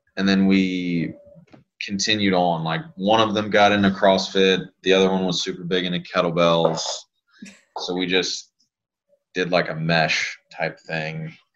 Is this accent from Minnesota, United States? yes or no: no; Lafayette, Louisiana, United States; I grew up in Lafayette. That's where I'm from. That's where I was born and raised.